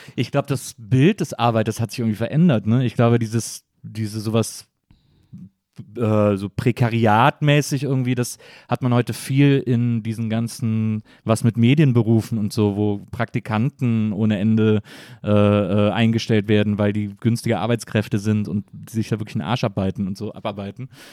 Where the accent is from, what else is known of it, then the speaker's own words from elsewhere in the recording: near Cologne, North Rhine-Westphalia, Germany; now in Berlin, Germany; ich komme aus der Nähe von Köln